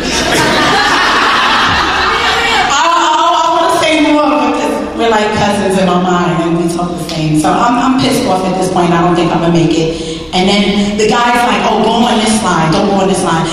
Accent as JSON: {"language": "English", "region": "New York", "country": "United States", "said": "I'm from New York"}